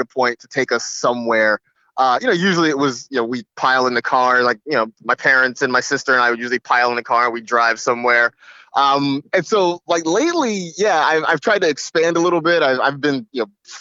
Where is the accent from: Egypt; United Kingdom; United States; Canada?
United States; being an American